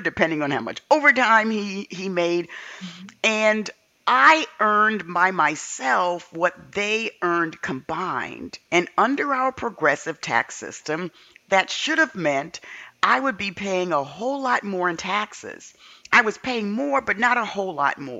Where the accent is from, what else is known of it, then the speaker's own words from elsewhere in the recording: New York City, New York, United States; Growing up in the South Bronx